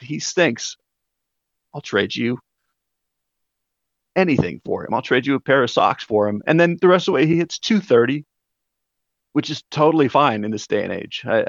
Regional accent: Colorado, United States; moved away as an adult; now in Auburn, United States; So I live in Auburn, Alabama, and after growing up in Colorado

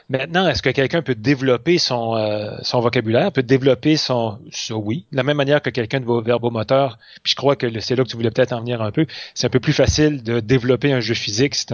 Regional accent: south-east France, France; accent: south-east French; si on reprend euh, notre accent euh, du sud-est, les gens voient ça comme si c'était un rabaissement du langage, alors que nous, on ne le voit pas du tout comme ça. On dit, ben non, c'est l'accent local.

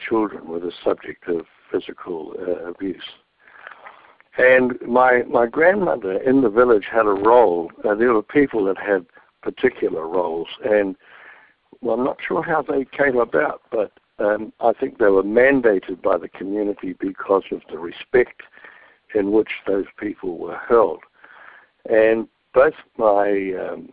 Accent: New Zealand; being brought up as a Maori boy in a village

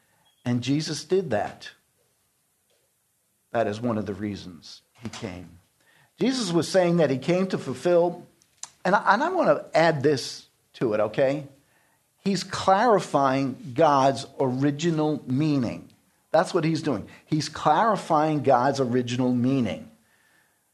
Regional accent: New York City, New York, United States; I grew up in New York City

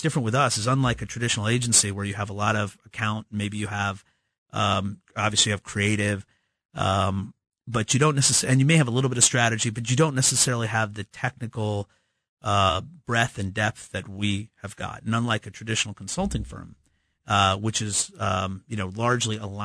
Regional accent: Midwest, United States; There's plenty of us here in the Midwest.

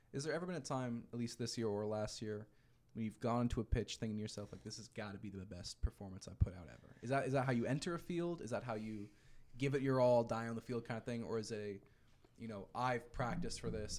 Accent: Philadelphia, Pennsylvania, United States; I'm from Philly

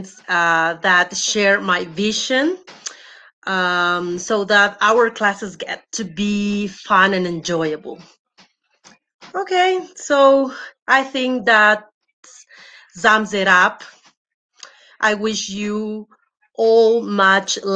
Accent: Bolivia; I'm from Bolivia.

